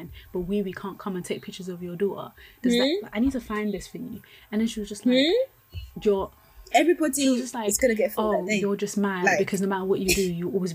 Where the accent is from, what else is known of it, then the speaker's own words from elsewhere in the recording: Nigeria; I'm Nigerian, lots of great Nigerian friends